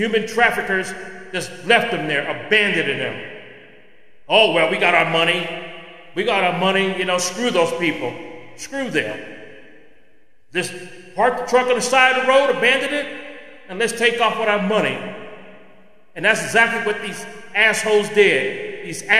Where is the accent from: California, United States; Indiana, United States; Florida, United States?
California, United States; California, my home state, the state that I was born